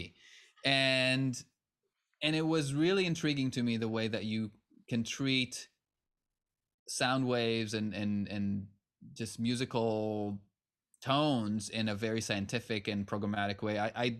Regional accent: Israel; English is a second language; now in United States; I'm originally from Israel, and I had some modest success there when I was still very much a teenager. And had an opportunity to come to the U.S. as a musician

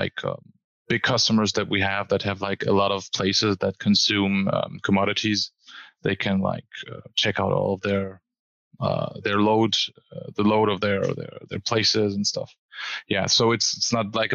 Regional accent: Germany; I'm from Germany

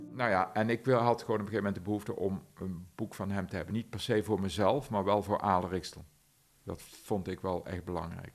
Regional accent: Aarle-Rixtel, North Brabant, Netherlands; mijn geboortedorp Aalriksel

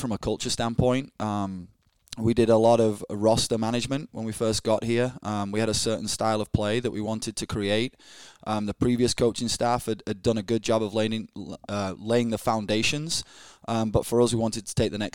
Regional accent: Yorkshire and the Humber, United Kingdom; moved away as an adult; also born or lived in Scotland / Chicago / Austin, Texas; now in Starkville, United States; I grew up in England, northwest of England, about 4.5 hours northwest of London, in a really small village, smaller than Starkville, of 1,000 people called Emsey, in the Yorkshire, the county, Yorkshire County, I should say.

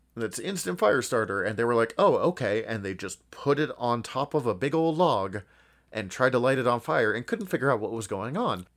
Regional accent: United States; growing up in America

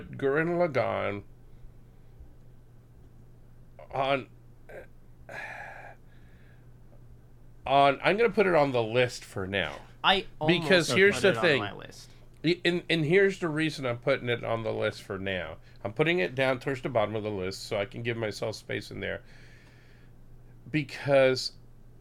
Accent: Puerto Rico; moved away; I'm originally from Puerto Rico

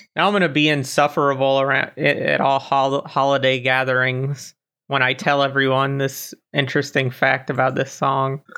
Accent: Florida, United States; now in Germany; I was born in Florida and now I live in Germany

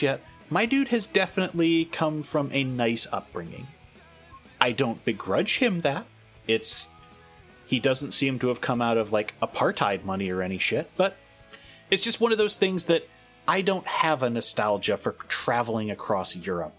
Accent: California, United States; as a Californian

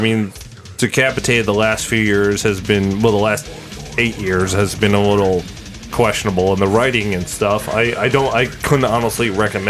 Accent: Long Island, New York, United States; Growing up on Long Island

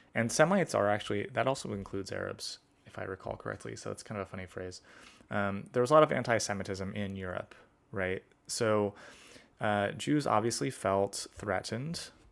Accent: United States; as an American

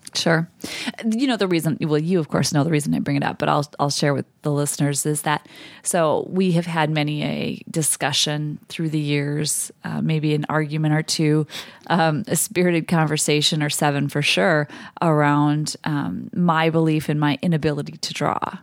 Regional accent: Midwest, United States; me being a Midwesterner

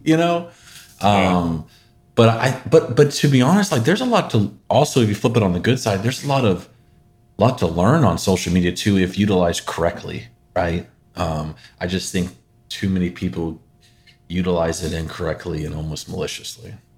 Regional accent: Northern California, United States; Born and raised Northern California

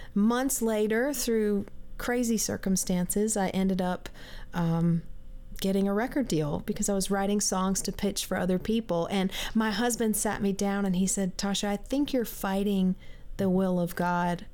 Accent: South Carolina, United States; I grew up in South Carolina in a Christian home

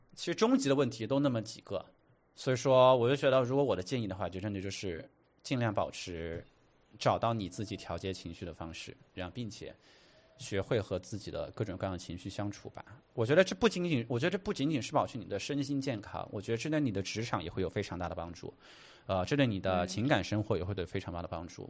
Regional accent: Chengdu, Sichuan, China; moved away as an adult; now in New York, United States; 我在成都长大，然后青山离那个很近

